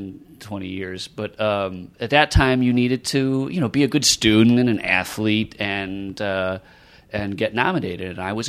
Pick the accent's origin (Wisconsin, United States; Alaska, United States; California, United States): Wisconsin, United States; Milwaukee